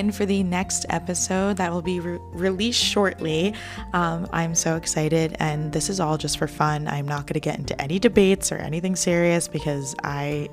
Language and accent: English; New Jersey, United States; I'm 25 years old and I'm from New Jersey